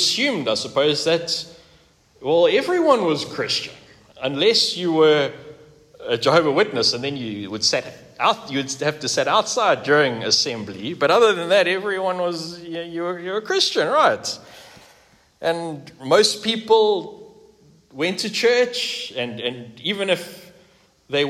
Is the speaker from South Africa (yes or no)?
yes; South Africa; I grew up here in South Africa, like I think most of us, exception of Brendan, and during the 1980s and the 1990s. In fact, yeah, right here in this suburb